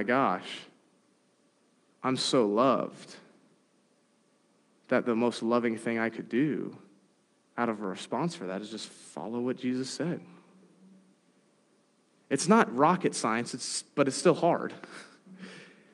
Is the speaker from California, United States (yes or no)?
yes; San Diego, California, United States; Growing up in San Diego, I have a lot of friends who are part of the Latter-day Saint Church